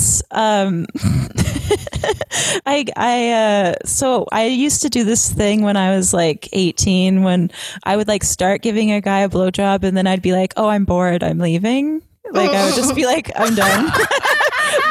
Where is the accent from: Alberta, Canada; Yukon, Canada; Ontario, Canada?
Alberta, Canada; I'm from Alberta